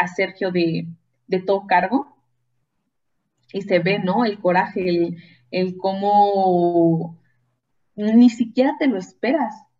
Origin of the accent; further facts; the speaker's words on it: Guanajuato, Mexico; Yo que soy de Guanajuato